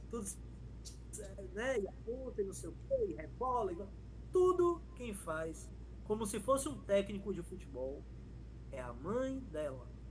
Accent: Feira de Santana, Bahia, Brazil; moved away as an adult; also born or lived in Chile; eu cheguei em feira, minha terra, né? Feira, feira City

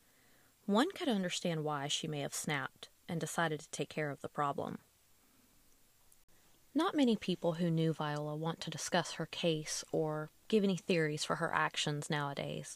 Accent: Jacksonville, Alabama, United States; also born or lived in White Plains, Alabama / Cleburne County, Alabama; I am from Jacksonville, Alabama, not far from White Plains. I even lived in White Plains for a time, as well as Cleburne County

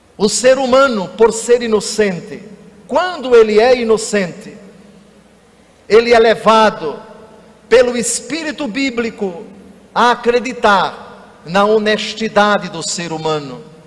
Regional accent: Alagoas, Brazil; Na minha terra, Alagoas

